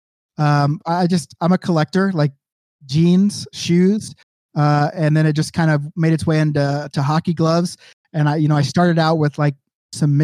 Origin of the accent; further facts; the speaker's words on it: Oklahoma City, Oklahoma, United States; in Oklahoma City, like my hometown